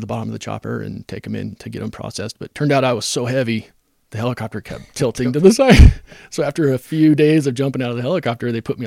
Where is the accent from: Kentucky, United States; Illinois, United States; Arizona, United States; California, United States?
Arizona, United States; Phoenix; moved away as an adult; now in Ogden, United States; I came here from Arizona. Grew up in Phoenix. Came here to play football and go to school at Weber State.